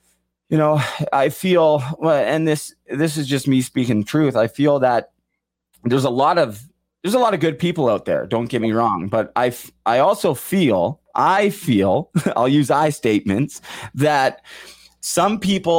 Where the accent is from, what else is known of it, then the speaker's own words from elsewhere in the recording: Kirkland Lake, Ontario, Canada; Shout out Blair, Mandy, and Kirkland Lake. The great hockey town. Great hockey town. I'm from Kirkland Lake.